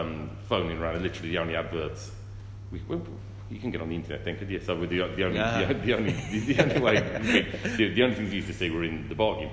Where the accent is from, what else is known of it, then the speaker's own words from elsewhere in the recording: Wolverhampton, West Midlands, United Kingdom; I'm from Wolverhampton.